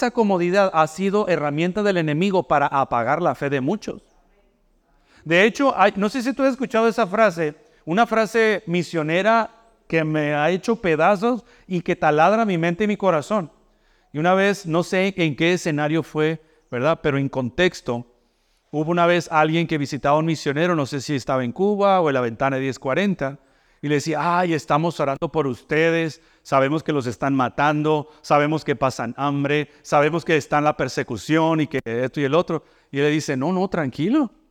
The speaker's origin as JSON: {"language": "Spanish", "country": "Mexico", "moved": "yes", "lives_now": "United States", "said": "Yo vengo de México, donde allá no existe eso del comedor escolar."}